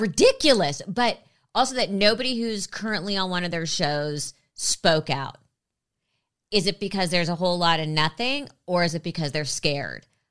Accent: Los Angeles, California, United States; also born or lived in New York; I grew up in L A. I've been here since I was three.

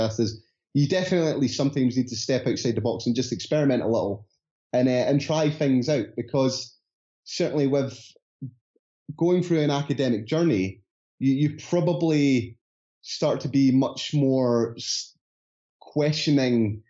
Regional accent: Scotland, United Kingdom; accent: Scottish; my Scottish accent

